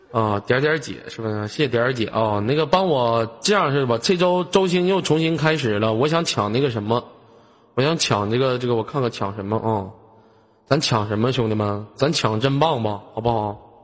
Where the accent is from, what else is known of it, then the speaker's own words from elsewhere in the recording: Northeast China, China; accent: Northeastern (Dongbei); 我他妈差点东，东北话没他妈蹦出来